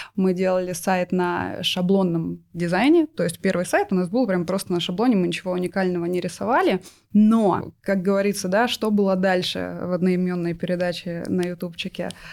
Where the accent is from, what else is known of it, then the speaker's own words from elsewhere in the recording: Novosibirsk, Novosibirsk Oblast, Russia; я из Новосибирска мы с мужем оттуда